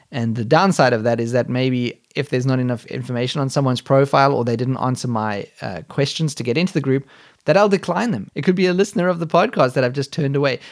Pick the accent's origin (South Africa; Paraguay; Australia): South Africa; now in Germany; I was born in South Africa, but I moved to Germany over a decade ago and have since become a German citizen